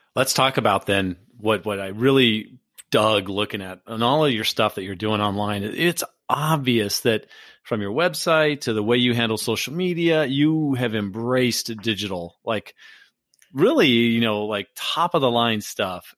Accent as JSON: {"language": "English", "region": "Southern California", "country": "United States", "tie": "born or raised there", "said": "I grew up in Southern California"}